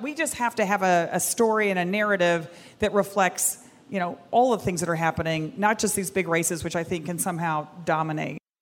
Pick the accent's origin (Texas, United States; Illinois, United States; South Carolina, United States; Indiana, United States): Texas, United States; I'm a Texan